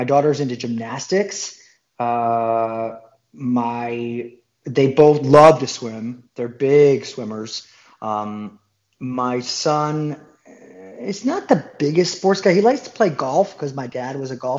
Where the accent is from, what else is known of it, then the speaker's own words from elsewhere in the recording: Detroit, Michigan, United States; moved away; I grew up in Detroit, Michigan